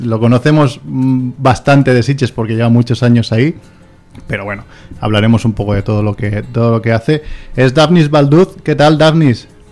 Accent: Barcelona, Catalonia, Spain; soy de Barcelona, pero la nota no me daba, entonces me fui a Vilanova

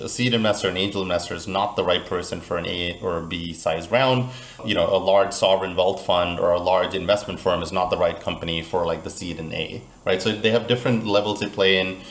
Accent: Central Florida, United States; now in Miami, United States; I'm actually originally from Florida, but more Central Florida

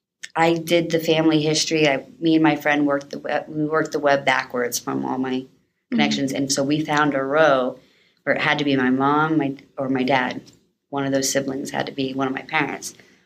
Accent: North Carolina, United States; born there; I was born in North Carolina. I was adopted when I was almost 4. Both my family is military, And so I moved around a lot as a kid.

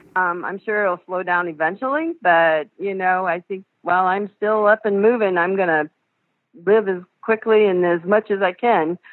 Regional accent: Pioneer, Ohio, United States; moved away as an adult; also born or lived in Fort Wayne, Indiana; I'm originally from Pioneer, Ohio

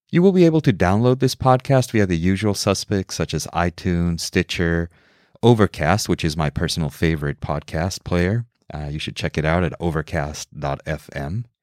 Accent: Mexico City, Mexico; also born or lived in New York City; now in Seattle, United States; I was born in New York City, I grew up in Mexico City, and have ping ponged my way across the United States over the years.

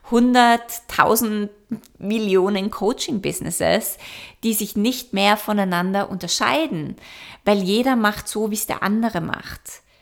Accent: Vienna, Austria; moved away; Ich war jetzt eineinhalb Jahre nicht mehr in meiner alten Heimat in Wien

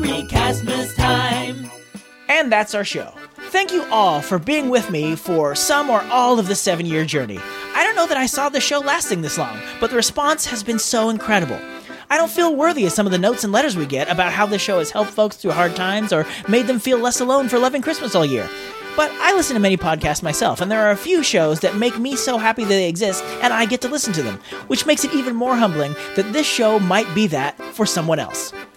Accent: California, United States; I've lived in California my entire life

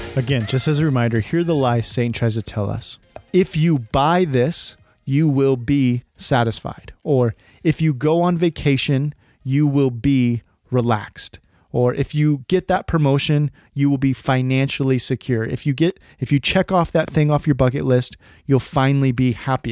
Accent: California, United States; I was actually born and raised in California

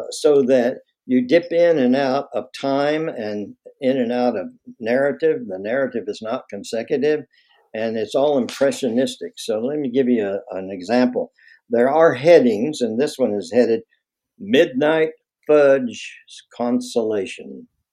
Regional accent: Knoxville, Tennessee, United States; moved away as an adult; also born or lived in Louisiana / Chapel Hill, North Carolina / San Francisco; my hometown, Knoxville

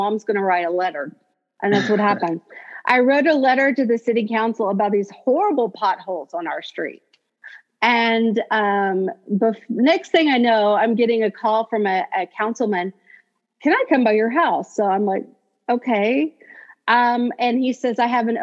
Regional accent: Tulsa, Oklahoma, United States; also born or lived in West Texas; I was born in West Texas, an only child. My parents were ministers. And then we moved to Oklahoma. I graduated high school in Tulsa, Oklahoma.

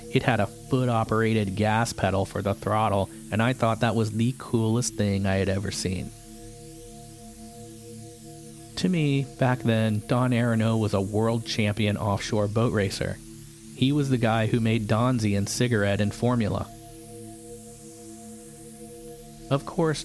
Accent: Florida, United States; When I was a kid growing up in Florida

